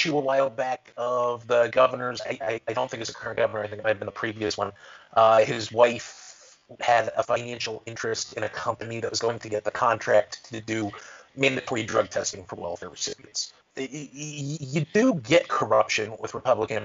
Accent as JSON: {"language": "English", "region": "Ohio", "country": "United States", "said": "I come from Ohio."}